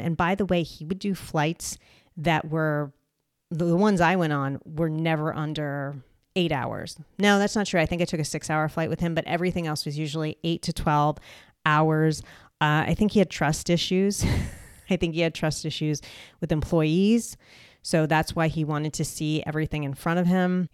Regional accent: United States; I am an American

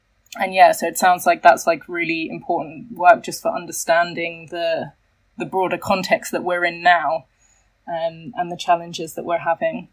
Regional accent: England, United Kingdom; I'm from England.

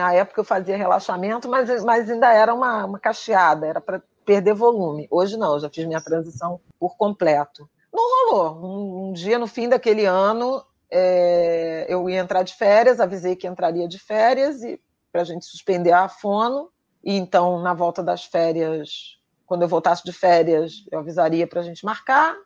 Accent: Rio de Janeiro, Brazil; eu cresci no subúrbio, né, de Irajá, em conjunto habitacional

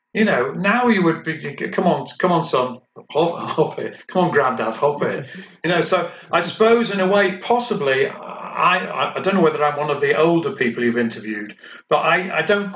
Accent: Hull, Yorkshire and the Humber, United Kingdom; moved away; also born or lived in Liverpool; I'm from Hull, but I moved to Liverpool

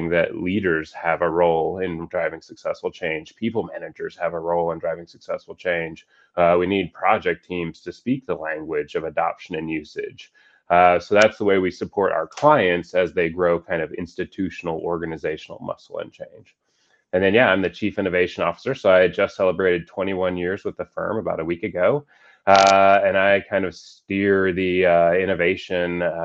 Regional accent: Colorado, United States; also born or lived in Boston; I was born and raised in Colorado

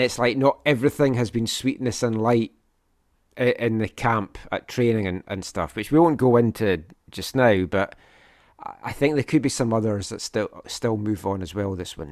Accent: St Andrews, Scotland, United Kingdom; moved away as an adult; now in Vancouver, Canada; I'm from Fife, born in Saint Andrews, Saint Andrews home of golf, used to go and watch the, the golf there

